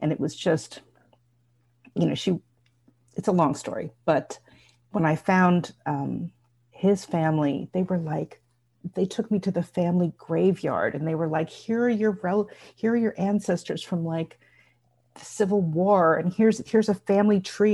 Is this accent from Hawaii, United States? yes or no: no; Bergen County, New Jersey, United States; I grew up in Bergen County, New Jersey